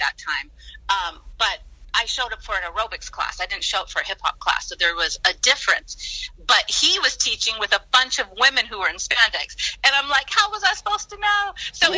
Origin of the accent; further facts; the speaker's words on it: San Diego, California, United States; now in Los Angeles, United States; I grew up in San Diego, and I went through school